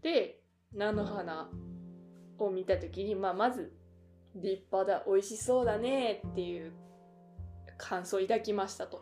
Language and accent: Japanese; Okayama, Japan; accent: Okayama-ben; moved away as an adult; also born or lived in Osaka / Kansai; now in Tokyo, Japan; 実は私岡山出身なんです